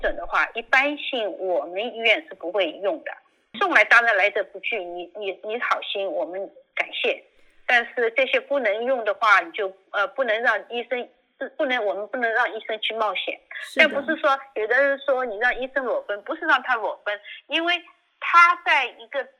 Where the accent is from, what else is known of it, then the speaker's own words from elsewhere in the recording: China; now in United States; 其实我们中国人一种勤俭的习惯，一个口罩用一天还是应该可以的。